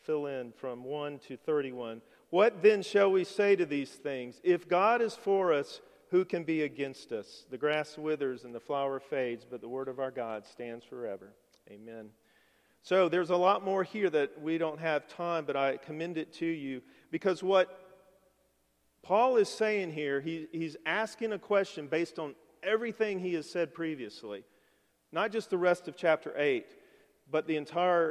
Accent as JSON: {"language": "English", "region": "Alabama", "country": "United States", "tie": "born or raised there", "moved": "as an adult", "said": "we were both born and raised in Alabama. I'd never lived anywhere else."}